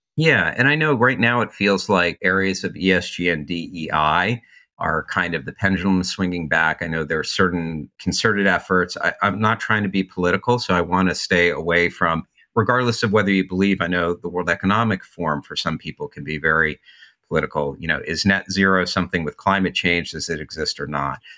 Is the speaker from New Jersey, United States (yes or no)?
yes; New Jersey, United States; moved away as an adult; also born or lived in New York City / Santa Monica; I'm from New Jersey